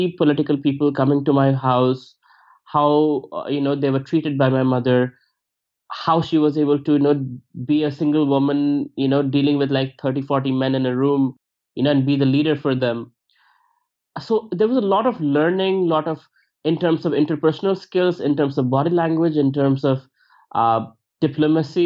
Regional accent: India; moved away as an adult; also born or lived in United States; I was not judged for being Indian or brown

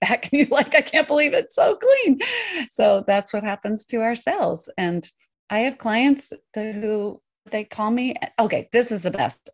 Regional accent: Colorado Mountains, United States; also born or lived in New York; now in Portland, United States; I grew up in the Colorado Mountains

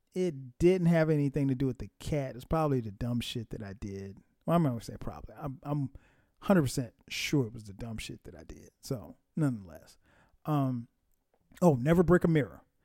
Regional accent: Florence, South Carolina, United States; where I grew up in South Carolina, in Florence, South Carolina

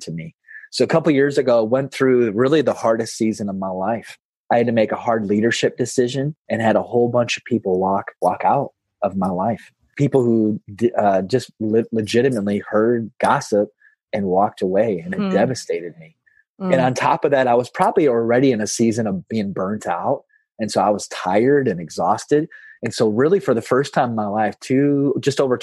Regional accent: South Dakota, United States; also born or lived in Kentucky; I'm born and raised in South Dakota. Been here my whole life with the exception of 3 years when I got my master's out in Kentucky.

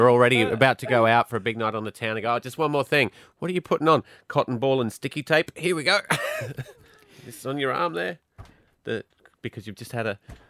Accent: Glasgow, Scotland, United Kingdom; born there; So, look, I'm from another country.

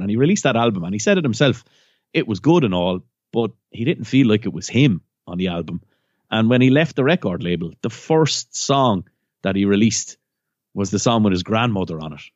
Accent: County Waterford, Munster, Ireland; I'm from County Waterford

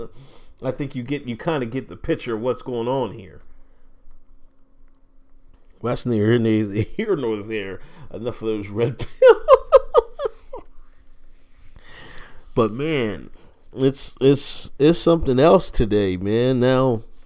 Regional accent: United States; I grew up in America

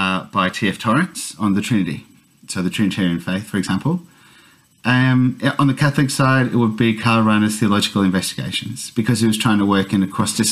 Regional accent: Australia; But in fact, I'm often incomprehensible as an Aussie anyway.

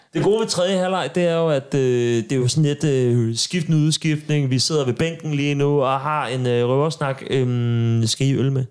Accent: Sorø, Zealand, Denmark; nede på Sorø Torv, hvor jeg kommer fra

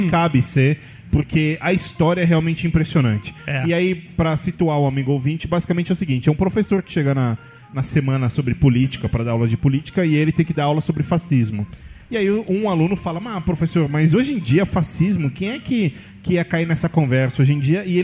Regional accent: Brasília, Federal District, Brazil; Eu, tá, eu, sou de Brasília, né?

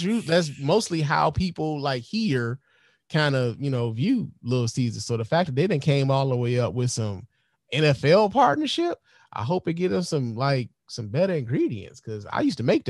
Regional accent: Chicago, Illinois, United States; now in Detroit, United States; I'm from Chicago. I've lived in Detroit most of my life, right?

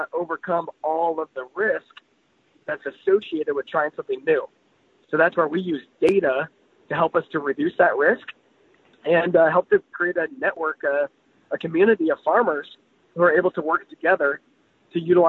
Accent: United States; we as American agriculturalists

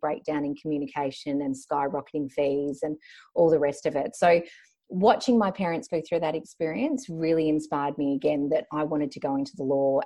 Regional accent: Melbourne, Victoria, Australia; also born or lived in Banbury, England; grew up in Melbourne, one of the luckiest and most livable cities in the world.

